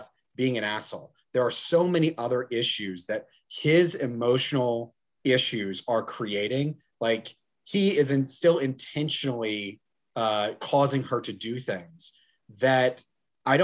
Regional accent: Georgia, United States; I'm from Georgia

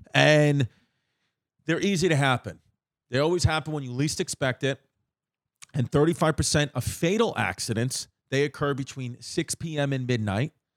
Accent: New York, United States; It was five train stops away from me, from where I grew up

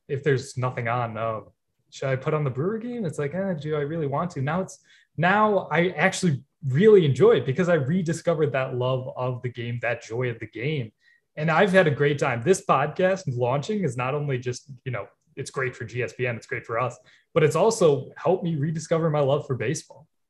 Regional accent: Milwaukee, Wisconsin, United States; grew up around Milwaukee, so, like, it was easier to go to games

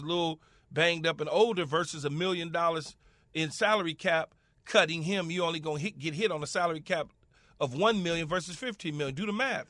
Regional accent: Los Angeles, California, United States; I'm from Los Angeles, right? And I'm from, well, at the time it was called South Central Los Angeles

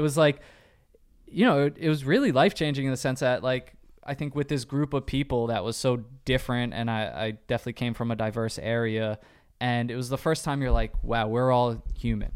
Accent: New York, United States; we're both from New York

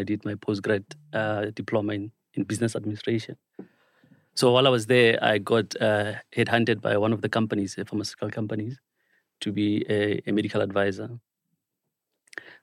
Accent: Matatiele, Eastern Cape, South Africa; moved away as an adult; also born or lived in KwaZulu-Natal / Johannesburg / United Kingdom; So I'm from Matatiele. That's my home. I grew up in Matatiele

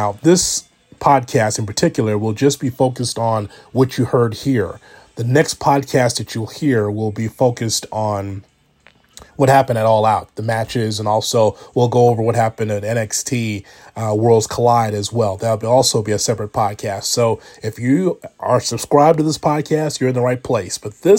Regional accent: Chicago, Illinois, United States; being a Chicagoan

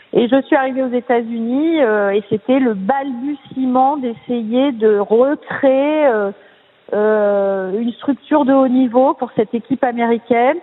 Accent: Nice, Provence-Alpes-Côte d'Azur, France; je suis une fille du sud puisque je suis née à Nice

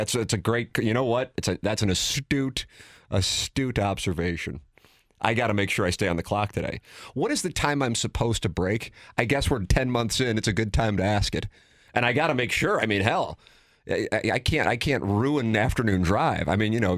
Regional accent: St. Louis, Missouri, United States; growing up in South St. Louis

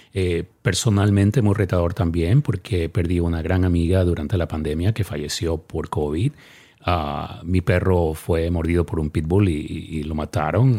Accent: Ecuador; now in Dallas, United States; mi país, Ecuador

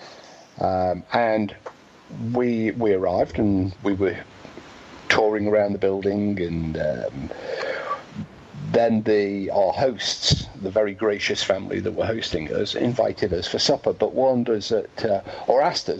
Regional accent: England, United Kingdom; I'm English.

